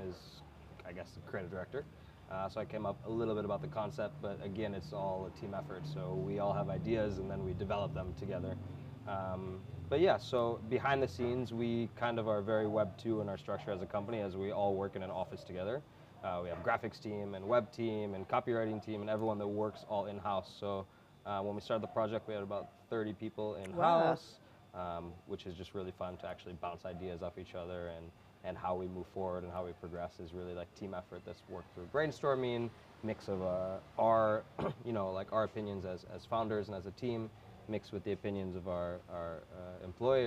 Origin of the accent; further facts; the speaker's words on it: United States; I grew up in America